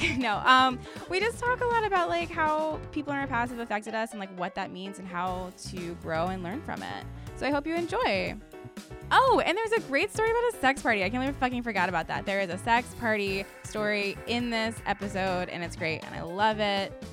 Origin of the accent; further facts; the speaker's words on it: Stafford, Virginia, United States; I'm from Stafford, Virginia, which, like, also just, like, a weird place, but no beach